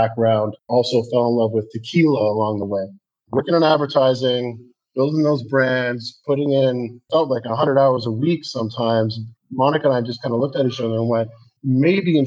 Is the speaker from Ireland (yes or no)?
no; Canada; Growing up in Canada